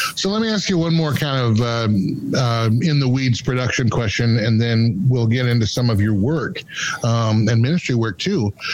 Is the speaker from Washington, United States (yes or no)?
yes; Seattle, Washington, United States; I'm originally from Seattle, but all my family and friends were all Husky fans